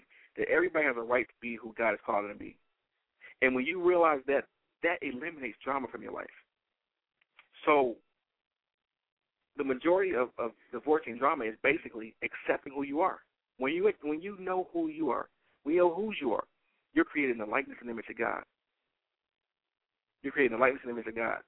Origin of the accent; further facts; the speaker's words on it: Detroit, Michigan, United States; I am born and raised in Detroit, Michigan